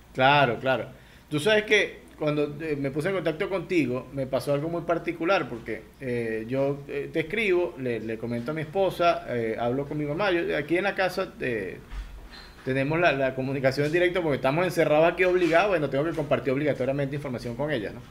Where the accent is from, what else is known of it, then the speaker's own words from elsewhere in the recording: Barquisimeto, Lara, Venezuela; yo soy de Barquisimeto